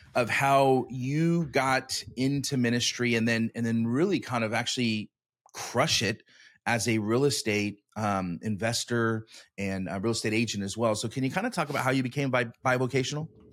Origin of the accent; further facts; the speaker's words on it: Sacramento, California, United States; moved away as an adult; I'm from Sacramento